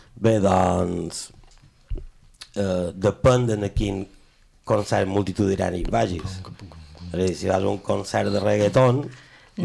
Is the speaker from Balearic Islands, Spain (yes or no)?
yes; Mallorca, Balearic Islands, Spain; jo som, som més mallorquí que les espredanyes d'Espart